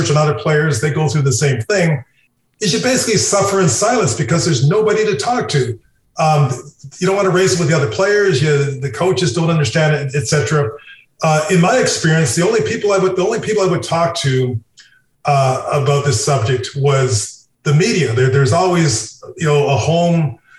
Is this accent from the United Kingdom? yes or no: no; Canada; now in United States; I'm a Canadian, I've lived in the United States for a lot of years, and I lived all over the States